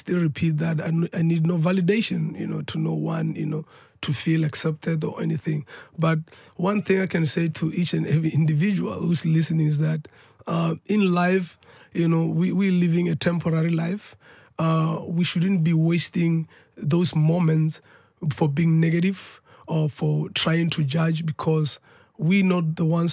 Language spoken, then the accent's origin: English; South Africa; where I'm coming from as a South African